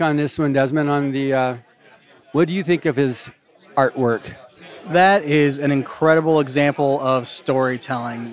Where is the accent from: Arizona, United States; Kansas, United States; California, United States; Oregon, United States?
Kansas, United States; I was born in Kansas